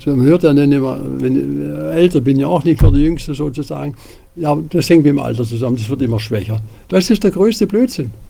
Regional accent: Tübingen, Baden-Württemberg, Germany; Ich komme ja aus Tübingen.

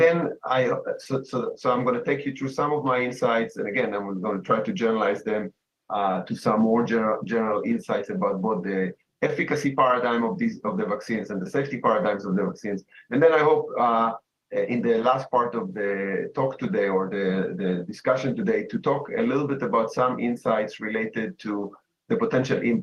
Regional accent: Israel; moved away as an adult; now in United States; I was born in Israel and had a career in the Israeli military as an intelligence officer almost 12 years

